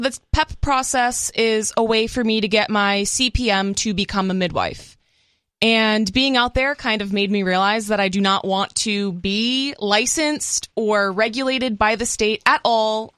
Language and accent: English; Massachusetts, United States; moved away; also born or lived in California